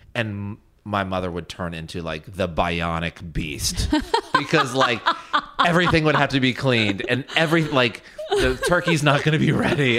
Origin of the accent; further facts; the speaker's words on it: Virginia, United States; I'm from Virginia, so it's like a north, south